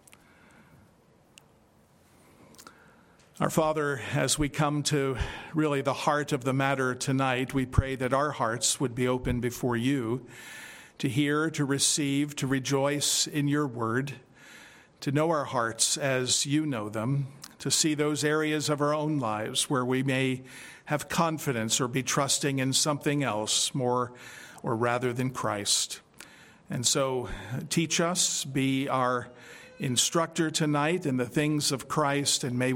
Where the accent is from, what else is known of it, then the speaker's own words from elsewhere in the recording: Philadelphia, Pennsylvania, United States; growing up in Philadelphia